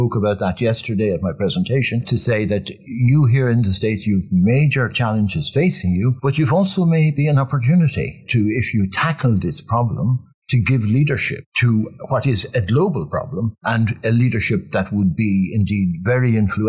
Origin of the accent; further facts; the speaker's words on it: Ireland; As a child, as a very young child, I grew up with lamplights, with oil. I was about 3 or 4 when we got electricity for the first time.